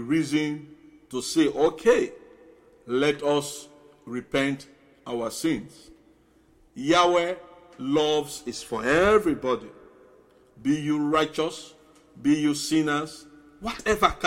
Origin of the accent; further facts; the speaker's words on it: Bonthe, Southern Province, Sierra Leone; moved away; I am an islander. I came from Bond Island.